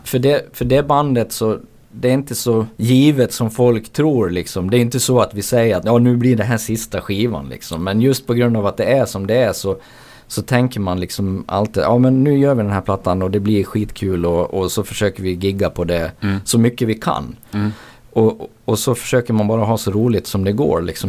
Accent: Borlänge, Dalarna County, Sweden; jag är från Borlänge

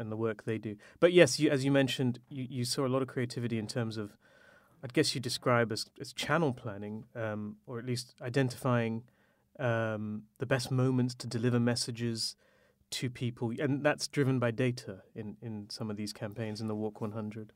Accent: India; as an Indian man

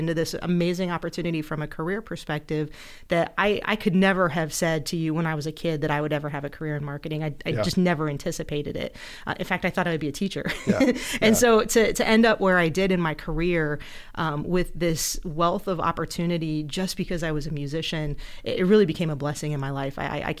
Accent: Ohio, United States; moved away; I came over from Ohio, and oh my God, I hate to say it, but like 22 years ago.

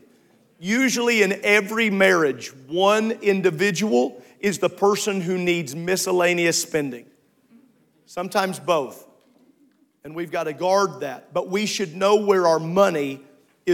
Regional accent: United States; as an American

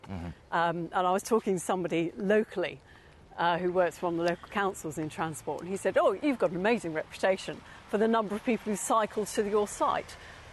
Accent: England, United Kingdom; we're very English.

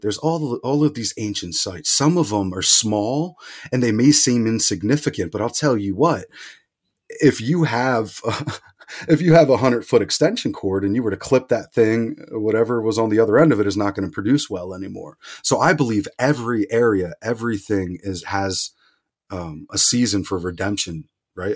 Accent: outside of Philadelphia, Pennsylvania, United States; I grew up outside of Philadelphia

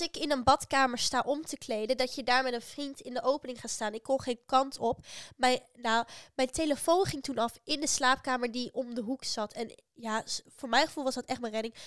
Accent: Netherlands; uit Nederland

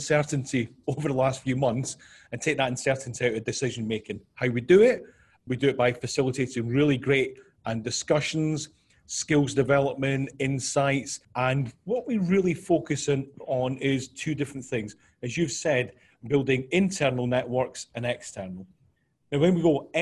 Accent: Scotland, United Kingdom; moved away as an adult; now in New York, United States; originally from Scotland, we moved to New York 2.5 years ago.

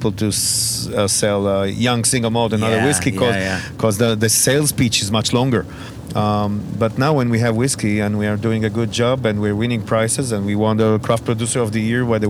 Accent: Israel; we're from Israel.

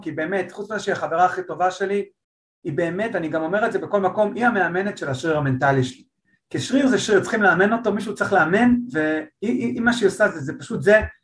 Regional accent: Holon, Tel Aviv District, Israel; אני חולוני במקור

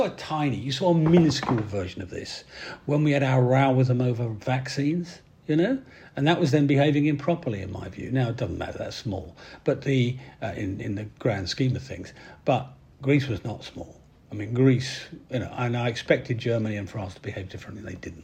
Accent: Yorkshire and the Humber, United Kingdom; I speak as a Yorkshireman

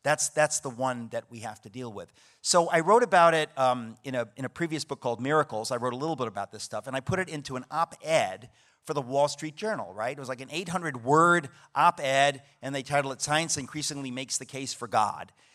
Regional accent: New York, United States; I'm a New Yorker

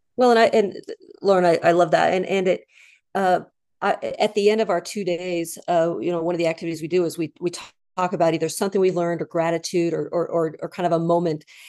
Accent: Idaho, United States; I grew up in Idaho

